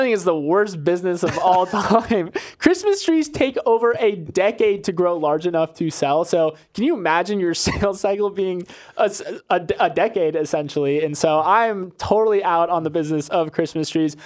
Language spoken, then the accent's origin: English; Florida, United States; I'm from Florida